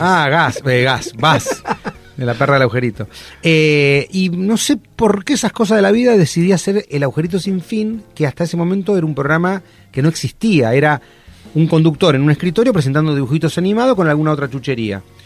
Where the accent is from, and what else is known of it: Argentina